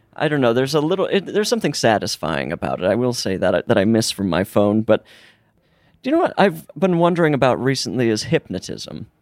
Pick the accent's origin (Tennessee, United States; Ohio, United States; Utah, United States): Utah, United States; now in Los Angeles, United States; growing up in Utah, everyone had a basement